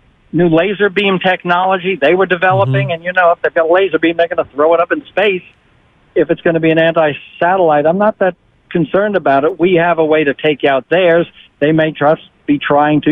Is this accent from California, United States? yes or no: no; Dallas, Texas, United States; moved away; I'm from Dallas originally